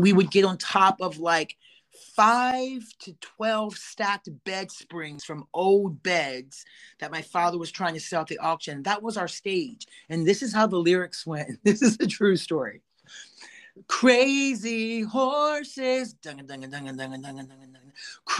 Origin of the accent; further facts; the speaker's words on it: Stephens City, Virginia, United States; also born or lived in Winchester, Virginia; It was Stephen City